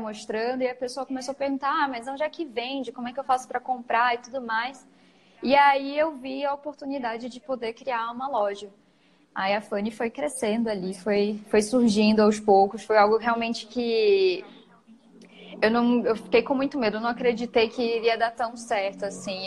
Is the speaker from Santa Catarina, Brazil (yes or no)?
no; Macapá, Amapá, Brazil; moved away as an adult; now in São Paulo, Brazil; eu sou de Macapá, sou macapaense. Me mudei para São Paulo faz mais ou menos quatro anos